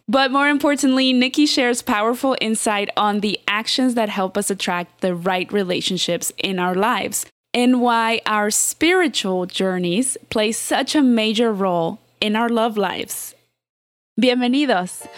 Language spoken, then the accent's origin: English; Mexico City, Mexico; I'm from Mexico